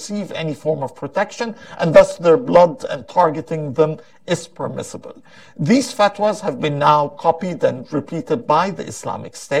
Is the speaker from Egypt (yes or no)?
yes; Egypt; moved away